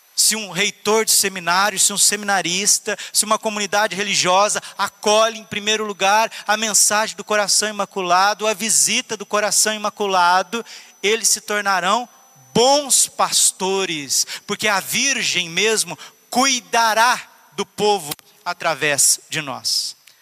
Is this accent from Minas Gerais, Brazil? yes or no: yes; Minas Gerais, Brazil; sou mineiro